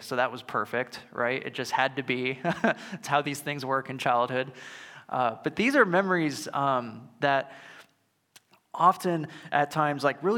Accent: St. Louis, Missouri, United States; my family and I grew up near the St. Louis Zoo, or at least in driving distance

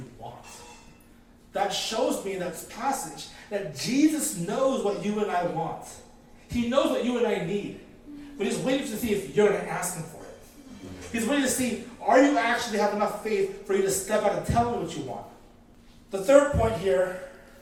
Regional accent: Philippines; I'm Filipino, and we love the karaoke

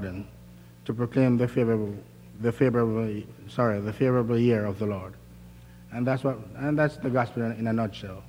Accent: Jamaica; moved away as an adult; now in United States; I'm from Jamaica

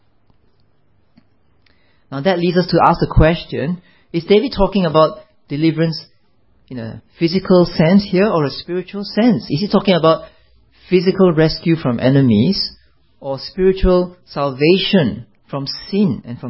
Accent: Malaysia; I'm a Malaysian

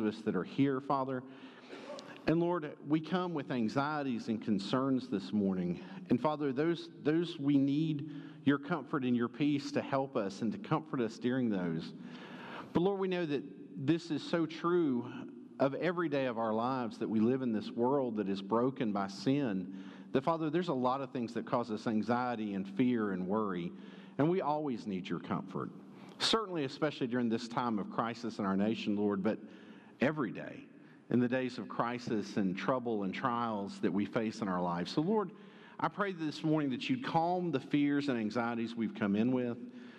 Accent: Conyers, Georgia, United States; moved away; First Baptist Conyers with you back in my hometown.

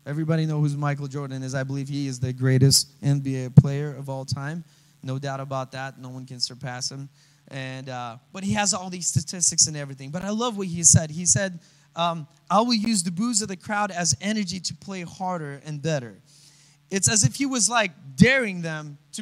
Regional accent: Russia; moved away; I come from Russia

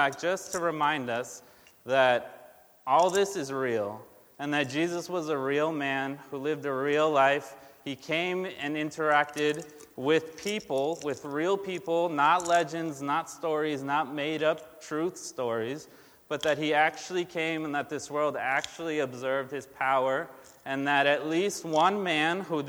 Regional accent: Brazil; now in United States; I am from Brazil. I was born in Brazil.

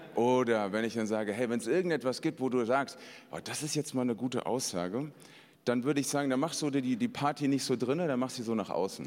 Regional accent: Hesse, Germany; Ich bin ein Hesse

